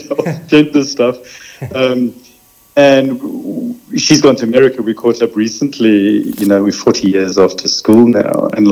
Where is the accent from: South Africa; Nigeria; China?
South Africa; also born or lived in London; now in Australia; I grew up in South Africa